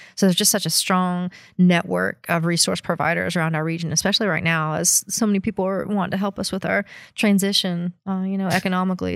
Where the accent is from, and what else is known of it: Appalachia, United States; born or raised there; moved away